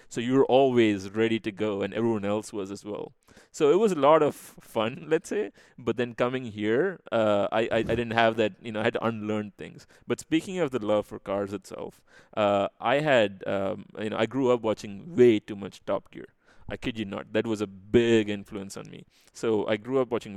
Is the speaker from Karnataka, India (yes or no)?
no; Chennai, Tamil Nadu, India; moved away as an adult; now in United States; I was born and brought up in the city called Chennai, back then Madras, as the British named it